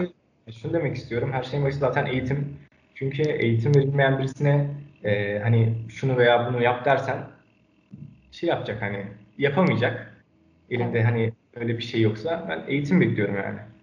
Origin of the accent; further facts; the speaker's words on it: Ankara, Turkey; 2002 Ankara doğumluyum.